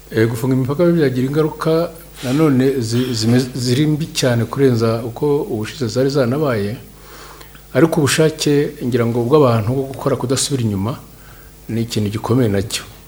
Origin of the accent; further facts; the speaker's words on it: Rwanda; natwe kandi abanyarwanda